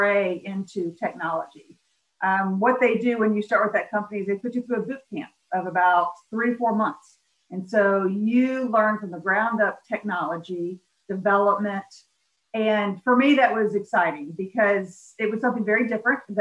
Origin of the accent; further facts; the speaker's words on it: Memphis, Tennessee, United States; I grew up in Memphis, Tennessee, one of three kids